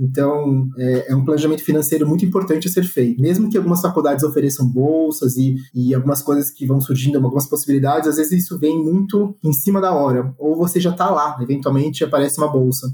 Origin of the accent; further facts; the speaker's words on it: Brazil; a gente não é nativo, a gente é brasileiro.